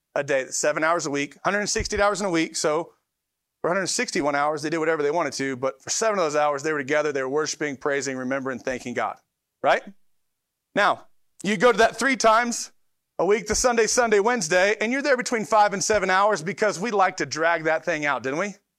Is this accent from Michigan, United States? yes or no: yes; Detroit, Michigan, United States; moved away; also born or lived in Tulsa; we're from Detroit, and so we came from Detroit